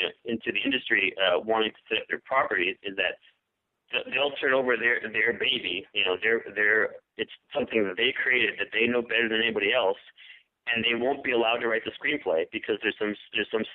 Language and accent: English; New York, United States; moved away as an adult; now in Los Angeles, United States; I grew up in New York. I moved out here to L.A. I live in Los Angeles